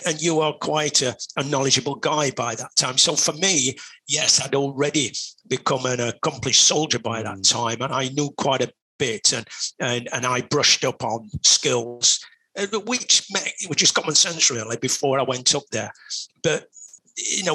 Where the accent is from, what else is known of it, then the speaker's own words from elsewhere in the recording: Sheffield, Yorkshire and the Humber, United Kingdom; I come from Sheffield, which is a big city